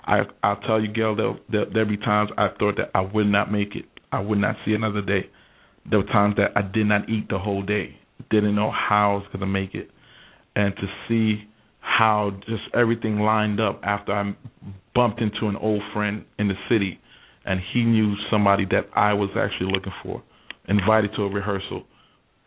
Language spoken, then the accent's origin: English; New York, United States; moved away; I was born and raised in New York